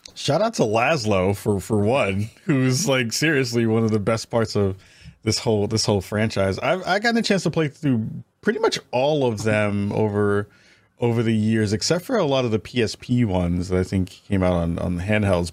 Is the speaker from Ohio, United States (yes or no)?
no; New York, United States; I'm from New York